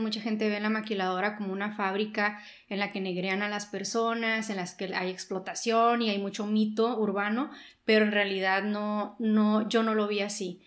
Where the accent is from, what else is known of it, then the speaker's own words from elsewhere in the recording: Caborca, Sonora, Mexico; moved away as an adult; now in Mexicali, Mexico; Yo soy de Caburca, Sonora. Eh, yo vine a Mexicali a vivir cuando tendría unos 18 años